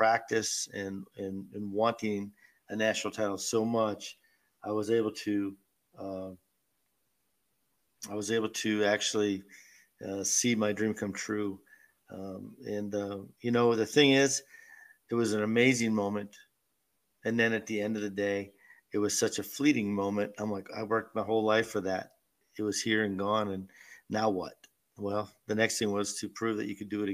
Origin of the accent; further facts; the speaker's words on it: Erie, Pennsylvania, United States; moved away; bowl not only in front of my hometown crowd, but do it in our civic center